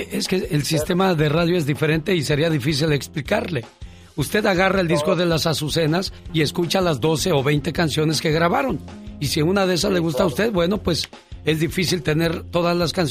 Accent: Veracruz, Mexico; moved away; un día salí de Veracruz, pero Veracruz nunca salió de mí.

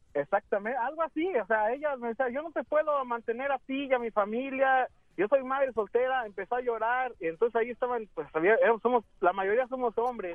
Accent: Aguascalientes, Mexico; now in Dallas, United States

